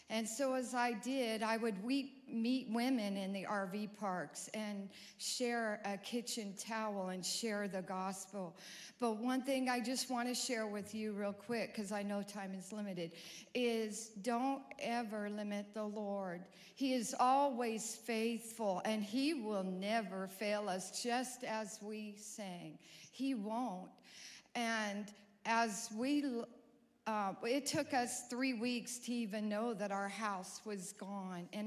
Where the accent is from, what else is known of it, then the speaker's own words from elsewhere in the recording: California, United States; also born or lived in Montana; now in Fayetteville, United States; We're new here to Fayetteville. Our kids moved to Prairie Grove about over a year ago. We're from California and then went to Montana.